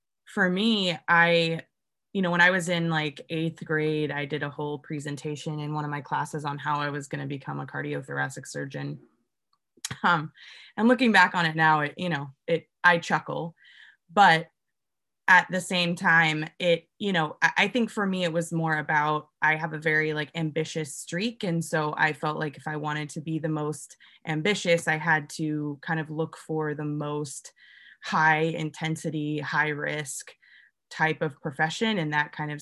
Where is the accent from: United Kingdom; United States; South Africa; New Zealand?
United States; Pacific Northwest; moved away; I'm originally from the Pacific Northwest